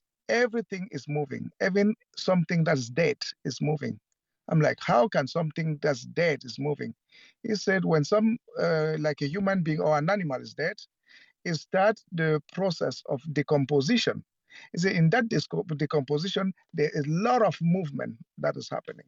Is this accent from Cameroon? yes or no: yes; Cameroon; also born or lived in United States; now in Germany; right now I'm in Germany, but I'm Cameroonian by birth